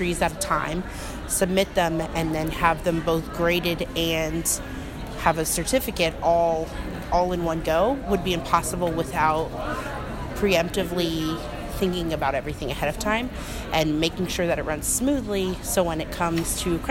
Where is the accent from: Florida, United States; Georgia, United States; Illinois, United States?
Florida, United States; Orlando; I'm from Orlando, Florida, from Oviedo High School alumni